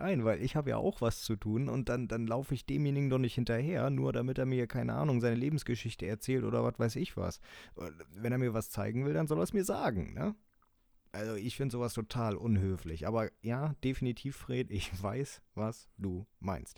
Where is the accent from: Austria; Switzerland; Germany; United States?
Germany; the North, Northern Germany; bei uns im Norden